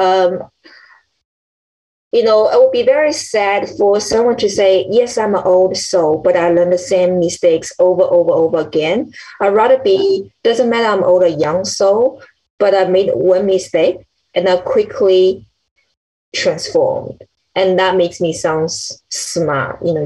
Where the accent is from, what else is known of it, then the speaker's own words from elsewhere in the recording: China; I was born in China